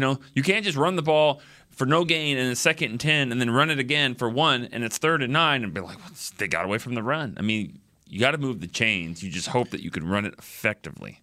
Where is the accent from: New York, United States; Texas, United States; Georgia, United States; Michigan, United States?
Texas, United States; we're from Texas